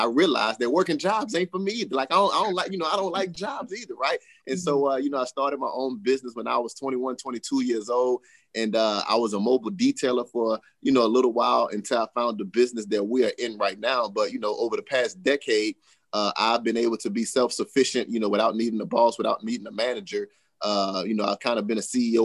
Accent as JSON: {"language": "English", "town": "Monroe", "region": "Louisiana", "country": "United States", "tie": "born or raised there", "said": "I'm originally from Monroe, Louisiana, grew up in a single parent household"}